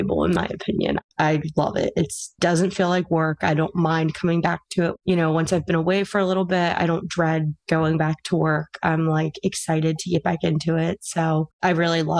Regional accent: Pennsylvania, United States; I'm from Pennsylvania

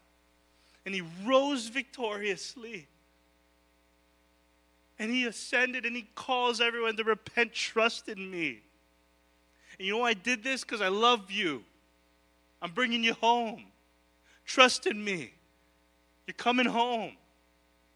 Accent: Hawaii, United States; I am Filipino. I will be Filipino. I will be local. I'm a local boy. It's who I am. You can take the boy from the island

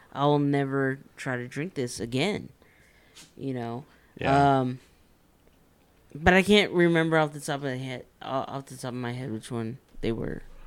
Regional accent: Texas, United States; we're from Texas

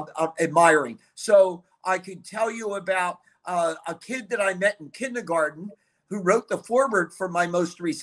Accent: Philadelphia, Pennsylvania, United States; I grew up in the Philly area

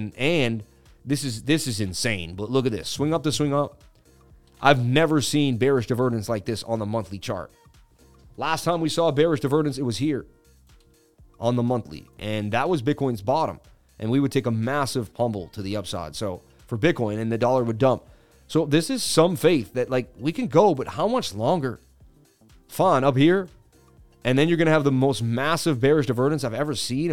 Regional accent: Boston, Massachusetts, United States; moved away; I'm Irish and I grew up in Boston

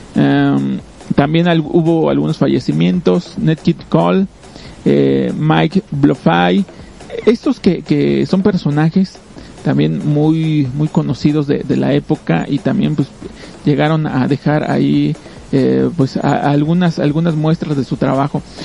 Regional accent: Mexico; como mexicanos pues tenemos la costumbre de, de tratar de ayudar

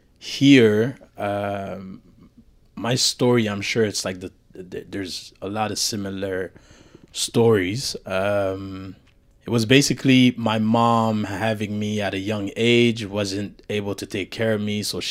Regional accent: Montreal, Quebec, Canada; also born or lived in Haiti / Brooklyn; I was born in Haiti. I did 6 years in Haiti. Afterwards, I moved to the States in Brooklyn. And then I did a lot of back and forth until basically my mom managed to settle down in Montreal

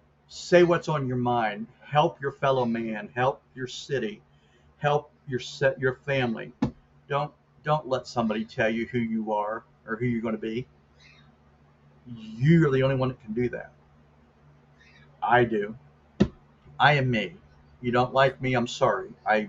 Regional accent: United States; I used to, but not anymore, because I'm an American.

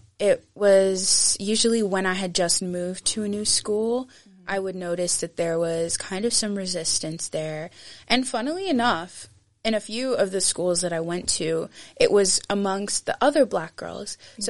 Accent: Aberdeen, Scotland, United Kingdom; also born or lived in Nigeria / Muscat, Oman; now in Edinburgh, United Kingdom; I was not born in Edinburgh. I was born in Nigeria. And we lived there for a while until I was 6 years old. And then we moved to Aberdeen, Scotland. Sunny, sunny Aberdeen.

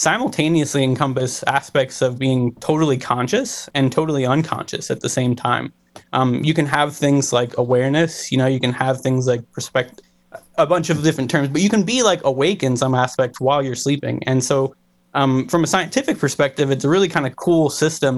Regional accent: Cleveland, Ohio, United States; I was born and raised in Ohio. I grew up in Cleveland

